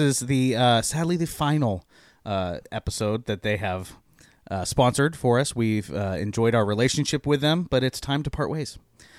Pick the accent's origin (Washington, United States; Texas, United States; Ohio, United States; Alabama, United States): Washington, United States; So I grew up in Eastern Washington, where we get lots of snow.